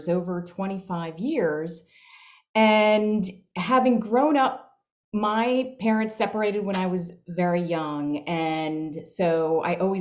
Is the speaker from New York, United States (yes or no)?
yes; Long Island, New York, United States; I grew up on Long Island in New York